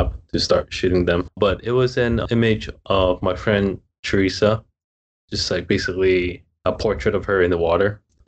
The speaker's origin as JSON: {"language": "English", "country": "Hong Kong", "tie": "born or raised there", "moved": "as an adult", "lives_now": "Hawaii, United States", "said": "I'm from Hong Kong, born and raised there, and moved to Hawaii about 7.5 years ago"}